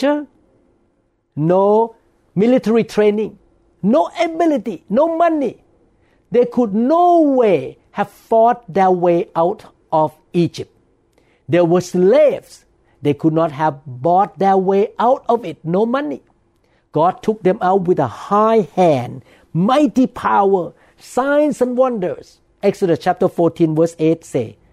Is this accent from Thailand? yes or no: yes; Thailand; moved away as an adult; now in United States; when I grew up in Thailand